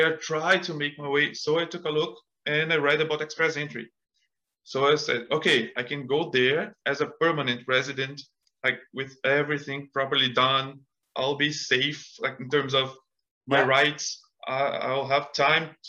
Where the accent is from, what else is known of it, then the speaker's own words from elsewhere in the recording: Brazil; English is a second language; moved away as an adult; now in Canada; I had studied English in Brazil